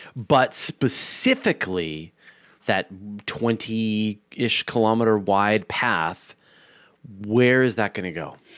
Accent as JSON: {"language": "English", "country": "Canada", "said": "as a Canadian"}